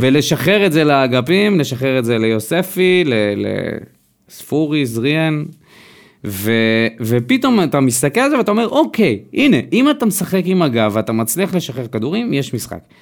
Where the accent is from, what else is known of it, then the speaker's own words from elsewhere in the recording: Israel; אנחנו ישראלים